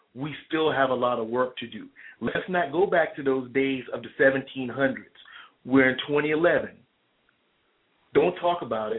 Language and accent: English; Charleston, South Carolina, United States; Being a young African-American man growing up in South Carolina, especially in Charleston, South Carolina